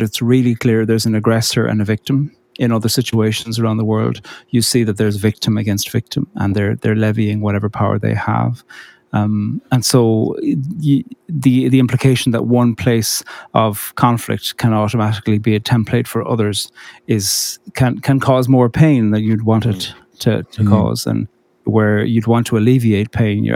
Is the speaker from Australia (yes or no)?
no; Cork, Munster, Ireland; I grew up in Cork on the very south coast.